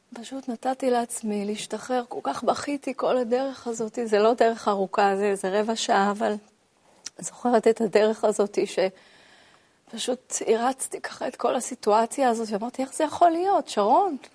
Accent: Ramat HaSharon, Tel Aviv District, Israel; גדלתי ברמת השרון, נולדתי ברמת גן. ובגיל שנתיים עברתי לגור ברמת השרון

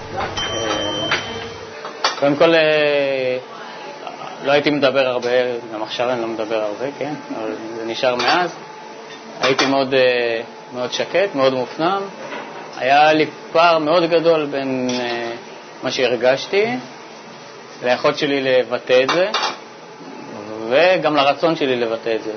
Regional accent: Bat Yam, Tel Aviv District, Israel; Hebrew is a second language; also born or lived in Saint-Denis, France / near Geneva, France; now in Petah Tikva, Israel; הגעתי לארץ בכיתה ג' אה, לבת ים

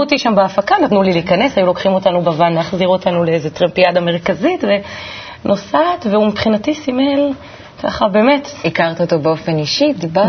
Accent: Kiryat Tivon, Northern District, Israel; גדלתי בטבעון

